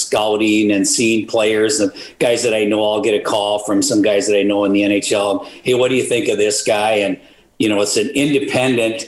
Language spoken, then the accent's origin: English; Moorhead, Minnesota, United States; I grew up playing hockey in Moorhead, Minnesota, down by the Red River we lived